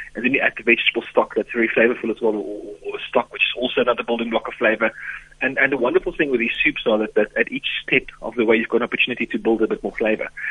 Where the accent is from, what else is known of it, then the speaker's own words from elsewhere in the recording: South Africa; as a South African